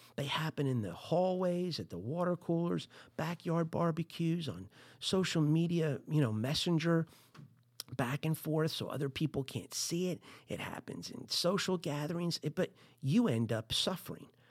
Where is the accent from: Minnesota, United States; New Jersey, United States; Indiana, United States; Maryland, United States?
New Jersey, United States; I'm from Jersey